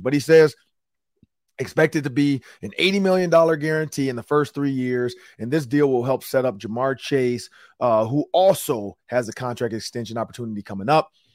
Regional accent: Detroit, Michigan, United States; I'm from Detroit, Michigan. I grew up in the inner city of Detroit

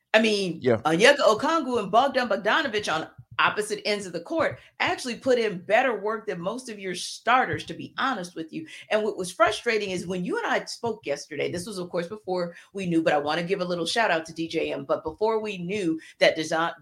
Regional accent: New Orleans, Louisiana, United States; my hometown

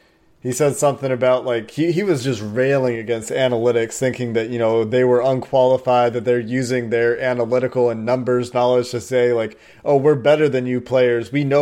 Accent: Cincinnati, Ohio, United States; I've got a bit of love for UC as well, just growing up in Cincinnati.

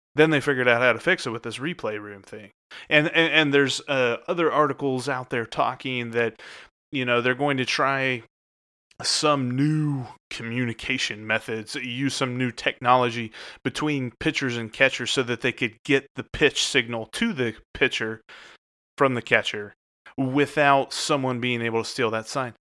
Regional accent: Cincinnati, Ohio, United States; Being here in Cincinnati in February, I love my hometown

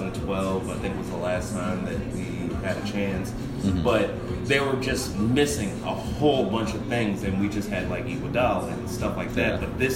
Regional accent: Philadelphia, Pennsylvania, United States; also born or lived in New York, United States; South Philly, literally where the stadium, the Eagles Stadium is right now. Growing up, I was always an Eagles fan

